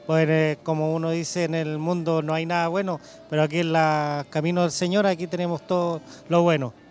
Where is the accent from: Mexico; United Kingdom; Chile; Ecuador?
Chile; Chillán, Ñuble; soy de acá de Chillán y en estos momentos vengo solo